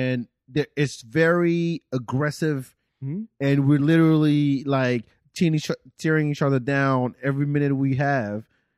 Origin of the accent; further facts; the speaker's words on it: France; now in Austin, United States; I grew up in France